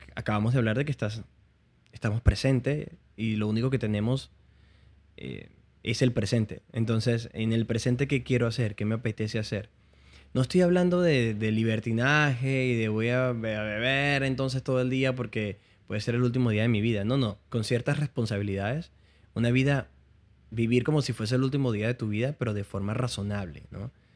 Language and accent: Spanish; Puerto Ayacucho, Amazonas, Venezuela; accent: Venezuelan; moved away as an adult; also born or lived in Barquisimeto, Venezuela; now in Miami, United States; volví de la universidad, yo, estudiaba en la universidad en Barquisimeto. Ok. Y volví de visita a Puerto Ayacucho.